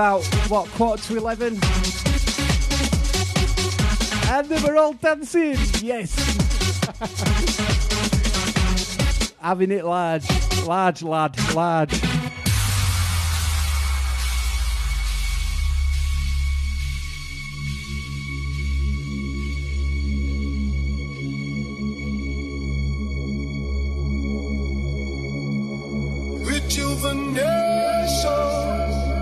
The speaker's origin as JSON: {"language": "English", "town": "Leeds", "region": "Yorkshire and the Humber", "country": "United Kingdom", "tie": "born or raised there", "accent": "Yorkshire", "said": "I am proud to be Yorkshire. I've lived here all my life"}